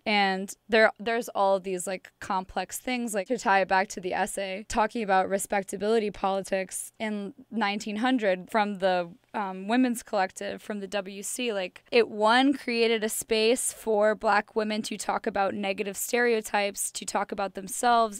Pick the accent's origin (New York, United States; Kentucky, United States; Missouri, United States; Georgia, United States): Missouri, United States; St. Louis; I'm from Saint Louis, Missouri.